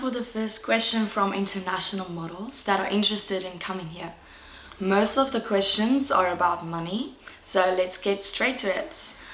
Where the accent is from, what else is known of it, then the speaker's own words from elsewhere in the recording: Pretoria, Gauteng, South Africa; now in Cape Town, South Africa; born and bred in Pretoria, South Africa, and I'm currently also studying dietetics at Stellenbosch.